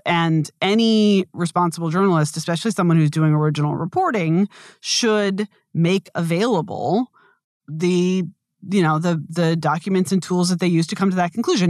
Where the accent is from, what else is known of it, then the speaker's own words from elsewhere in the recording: United States; I do think of myself as being very American